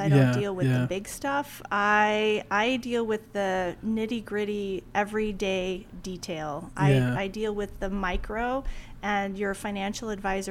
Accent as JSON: {"language": "English", "region": "Oregon", "country": "United States", "also_born_or_lived": "Washington, D.C.", "moved": "as an adult", "said": "I am originally from Oregon."}